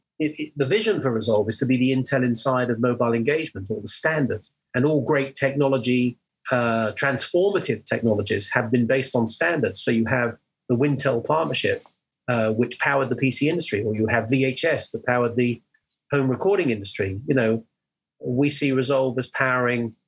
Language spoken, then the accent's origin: English; England, United Kingdom; you can hear that I'm an English guy based in the UK